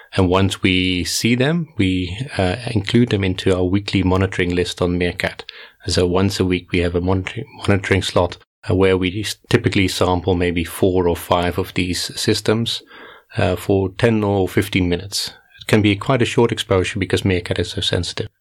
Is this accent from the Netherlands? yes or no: yes; Netherlands; moved away as an adult; also born or lived in South Africa; now in Cape Town, South Africa; So I grew up in the Netherlands, did my first degree in the University of Groningen